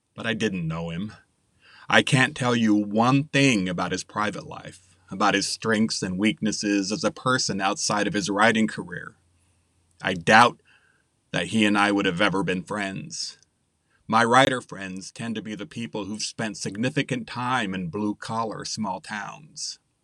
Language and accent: English; United States; I'm an American who graduated high school in nineteen eighty-five